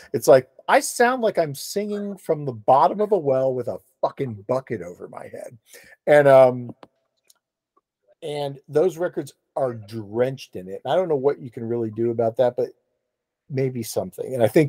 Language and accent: English; Florida, United States; because I'm from Florida, and so …, you know, I hear things … said